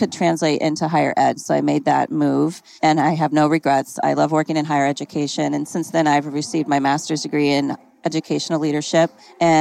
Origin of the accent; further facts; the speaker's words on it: Illinois, United States; moved away as an adult; also born or lived in Chicagoland area; now in Phoenix, United States; I am originally from Illinois